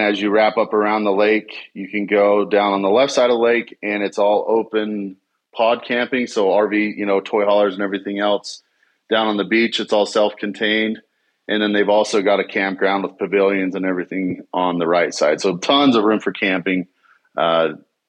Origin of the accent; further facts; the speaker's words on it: Southern Utah, United States; I grew up here in Southern Utah